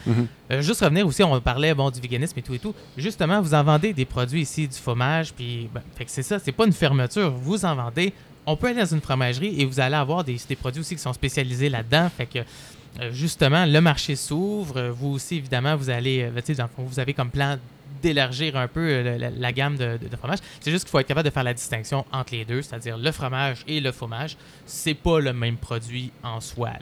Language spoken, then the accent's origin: French; Quebec, Canada; notre relation avec le fromage aujourd'hui en tant que Québécois